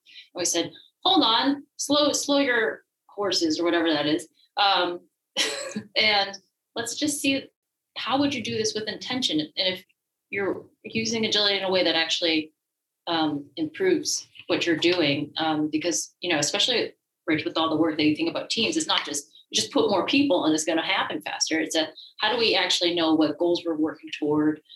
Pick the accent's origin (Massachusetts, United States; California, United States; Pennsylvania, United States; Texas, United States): Massachusetts, United States; also born or lived in France; I am originally from the Massachusetts area